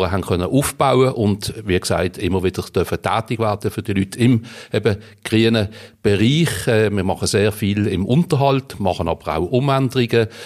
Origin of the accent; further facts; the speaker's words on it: Riehen, Basel-Stadt, Switzerland; Ich bin in Riechen aufgewachsen, jawohl. Geboren bin ich in Basel, aber aufgewachsen in Riechen.